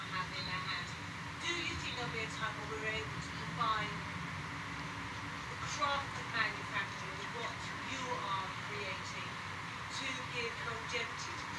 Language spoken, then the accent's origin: English; United Kingdom; now in Melbourne, Australia; I'm a Brit